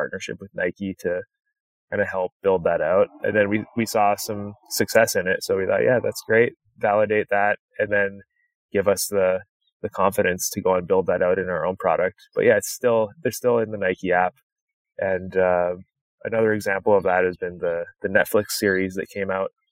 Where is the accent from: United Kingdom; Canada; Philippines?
Canada; now in United States; I grew up in Canada